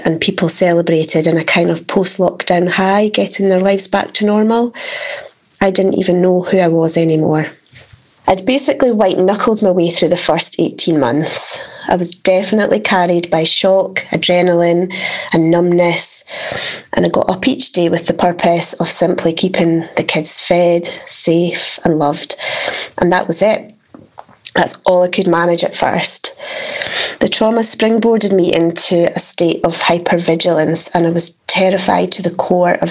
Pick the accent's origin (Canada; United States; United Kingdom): United Kingdom; Dundee, Scotland; I'm from Dundee in Scotland